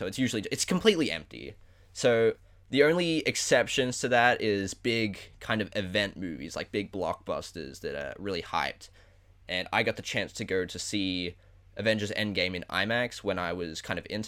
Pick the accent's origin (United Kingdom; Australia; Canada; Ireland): Australia; accent: Australian; I live in Australia, as you can probably tell by my accent.